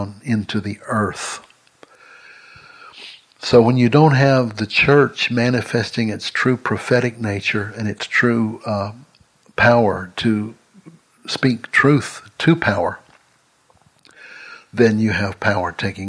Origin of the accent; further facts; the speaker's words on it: Longview, Texas, United States; my hometown of Longview, Texas